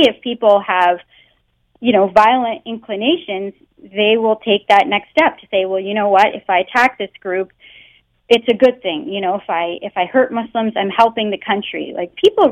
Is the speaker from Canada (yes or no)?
yes; Canada; born or raised there; first language English